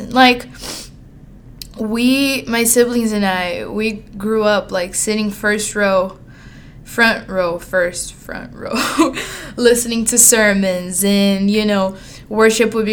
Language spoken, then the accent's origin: English; São Paulo, Brazil; born there; so I was born in Brazil in July of 2003, a summer baby. And I was born in Sao Paulo, which is one of the biggest cities in the world